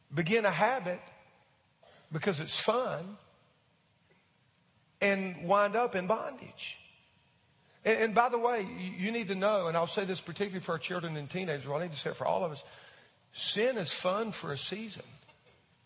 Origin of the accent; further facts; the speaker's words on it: United States; as an American